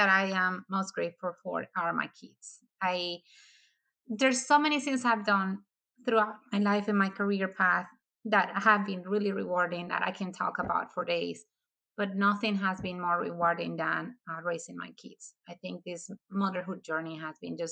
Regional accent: Dominican Republic; moved away as an adult; now in United States; I am originally from the Dominican Republic. I came to the United States in 2015 because I married my husband

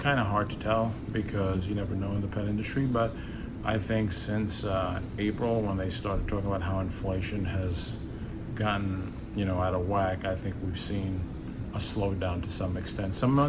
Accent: New York, United States; moved away as an adult; now in Austin, United States; I'm from New York, I've only lived here 8 years.

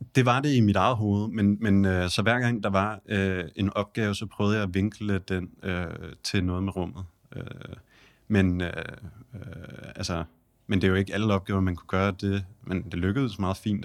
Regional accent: Denmark; vi kommer fra Danmark

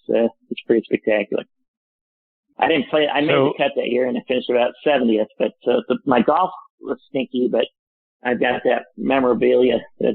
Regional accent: Phoenix, Arizona, United States; I grew up in Phoenix, Arizona.

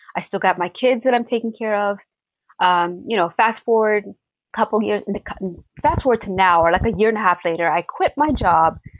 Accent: Toronto, Ontario, Canada; I grew up in Regent Park

